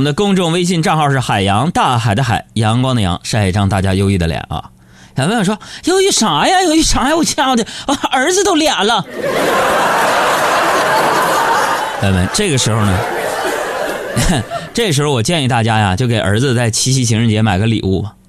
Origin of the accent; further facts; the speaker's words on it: China; 就是身为一个中国人，Chinese people。